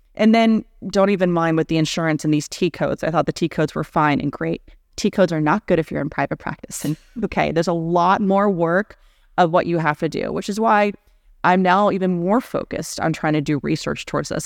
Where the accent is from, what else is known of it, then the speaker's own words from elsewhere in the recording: Houston, Texas, United States; also born or lived in Atlanta, Georgia; born and raised in Houston, Texas, but raised by two New Yorkers, so I talk at the speed of light, but I say words like y'all